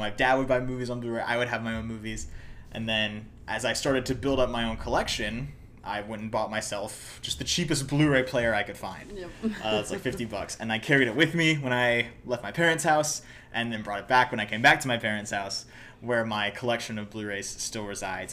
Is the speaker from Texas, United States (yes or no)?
no; Hoover, Alabama, United States; my hometown in Alabama